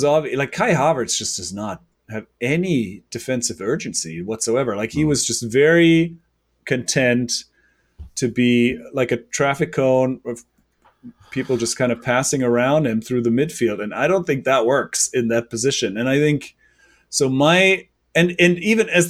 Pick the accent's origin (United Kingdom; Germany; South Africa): Germany; now in New York, United States; I'm from Germany